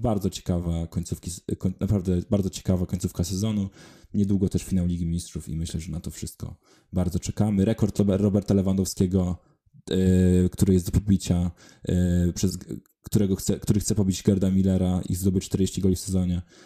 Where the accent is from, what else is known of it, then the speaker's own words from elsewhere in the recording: Wrocław, Lower Silesian Voivodeship, Poland; z mojego rodzinnego miasta Wrocławia